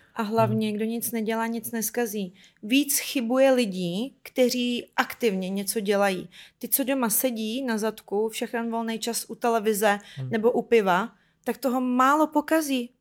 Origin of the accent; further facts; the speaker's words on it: Ukraine; now in Czech Republic; že jsem Ukrajinka, přestěhovala jsem do Česka